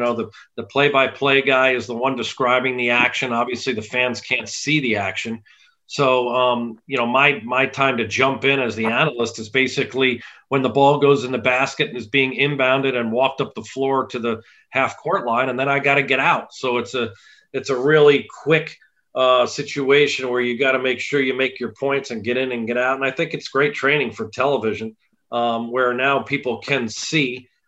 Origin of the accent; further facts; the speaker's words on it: Monmouth County, New Jersey, United States; moved away; also born or lived in Virginia; my parents still live in New Jersey. My sister does. I'm from Monmouth County, so the central part of the state. And as you referenced, you know, went to Christian Brothers Academy